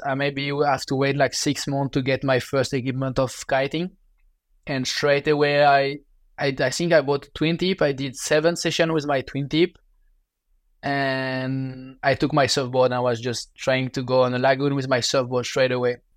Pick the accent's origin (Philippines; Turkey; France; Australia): France; Biarritz, Nouvelle-Aquitaine; English is a second language; with my parents, we moved when I was three years old in Biarritz, in in southwest of France, close to the water.